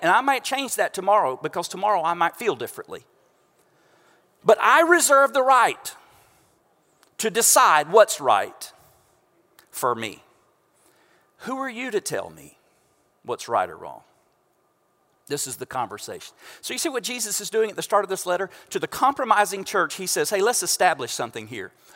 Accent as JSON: {"language": "English", "region": "Central Florida", "country": "United States", "tie": "born or raised there", "moved": "yes", "lives_now": "Houston, United States", "said": "we know if you are from this area of Central Florida"}